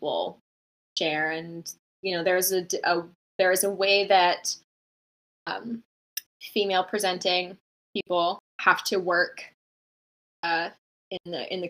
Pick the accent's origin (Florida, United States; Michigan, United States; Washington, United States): Washington, United States; Bellingham; I started off this place called Bay in my hometown. I'm from a small town called Bellingham, Washington, in Washington State